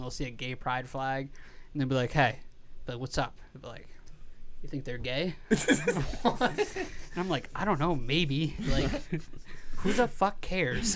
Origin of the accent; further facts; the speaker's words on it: United States; I'm American